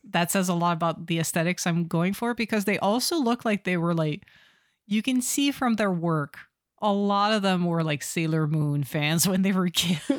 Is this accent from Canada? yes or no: yes; Canada; I'm Canadian